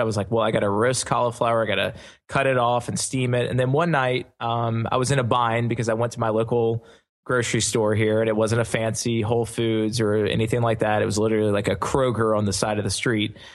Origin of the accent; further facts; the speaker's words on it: the South, United States; me being born and raised in the South